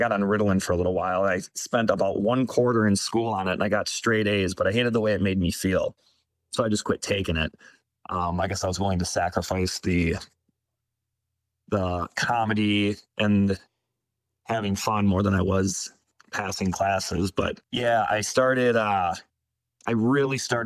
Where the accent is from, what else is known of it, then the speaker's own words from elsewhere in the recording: Baraboo, Wisconsin, United States; Born and raised in Baraboo. One of those people that never really left home